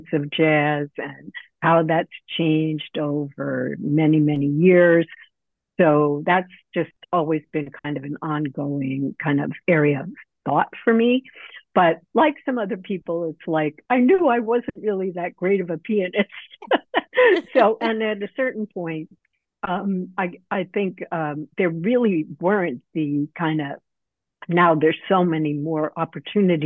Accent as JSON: {"language": "English", "town": "New York City", "region": "New York", "country": "United States", "tie": "born or raised there"}